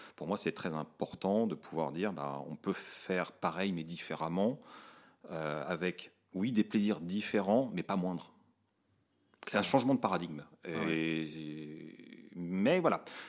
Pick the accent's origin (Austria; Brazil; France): France; quand on est français